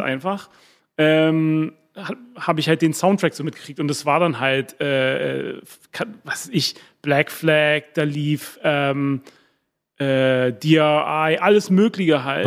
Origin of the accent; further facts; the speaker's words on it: Berlin, Germany; first language German; moved away as an adult; also born or lived in England / Boston; aufgewachsen bin ich in Berlin-Wilmersdorf